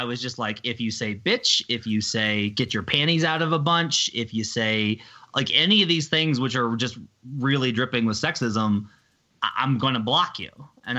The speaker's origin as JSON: {"language": "English", "region": "Arkansas", "country": "United States", "tie": "born or raised there", "also_born_or_lived": "Missouri", "moved": "as an adult", "lives_now": "Colorado, United States", "said": "I grew up in Arkansas and went to the University of Missouri, and I live in Colorado. Like I'm a small market dude"}